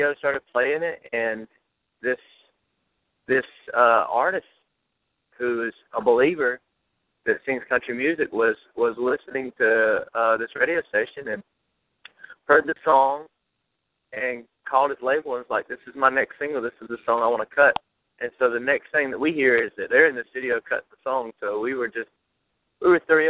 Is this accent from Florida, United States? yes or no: no; South Georgia, United States; We come from South Georgia and Texas, and we were raised on gospel music and country music.